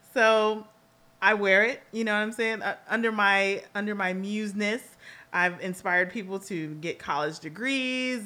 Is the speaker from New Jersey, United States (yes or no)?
no; Los Angeles, California, United States; I will always be a girl from Los Angeles, California